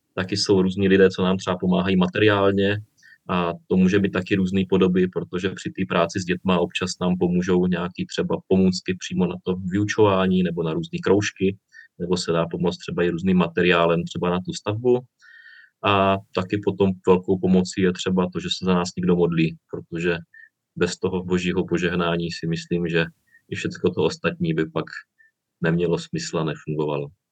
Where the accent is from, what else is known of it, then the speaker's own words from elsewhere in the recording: Czechia; moved away as an adult; now in Bulgaria; od nás České republiky